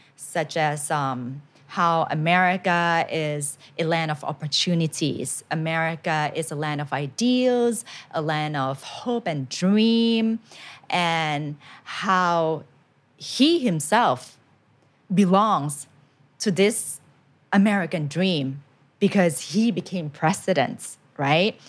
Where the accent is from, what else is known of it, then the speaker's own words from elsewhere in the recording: Thailand; English is a second language; I went to a Thai school